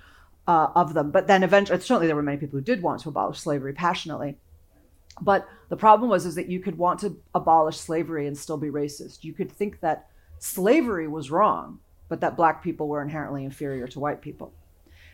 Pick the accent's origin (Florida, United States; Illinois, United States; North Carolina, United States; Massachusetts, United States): Illinois, United States; Chicago; I'm from Chicago, so I identify with the North here